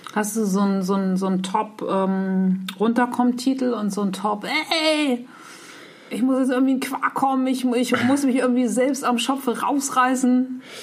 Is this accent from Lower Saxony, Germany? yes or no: yes; Nordheide, Lower Saxony, Germany; ich bin in der Nordheide aufgewachsen.